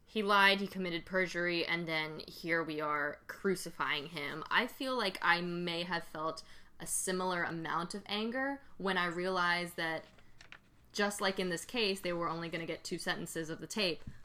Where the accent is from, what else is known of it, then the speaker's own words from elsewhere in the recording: Georgia, United States; I grew up in Georgia.